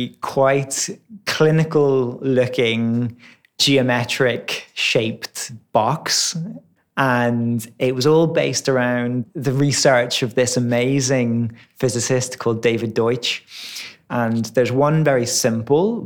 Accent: Ireland; moved away as an adult; also born or lived in Dundee, Scotland; growing up in Ireland

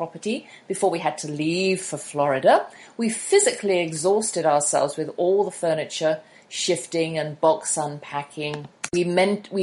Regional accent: United Kingdom; I'm a British homeschooler with her own radio show

